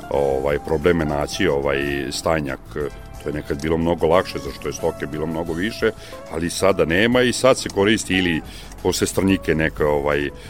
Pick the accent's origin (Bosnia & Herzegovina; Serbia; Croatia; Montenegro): Serbia; Srbobran, Vojvodina; ja sam iz Srbobrana i to je jedan e, klasičan stojarski kraj